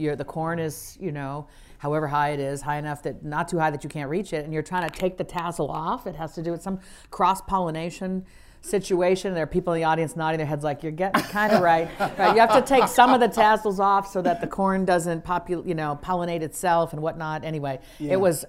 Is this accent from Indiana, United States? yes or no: no; Wisconsin, United States; also born or lived in Lagos, Nigeria / New York / Washington, D.C.; mostly Wisconsin.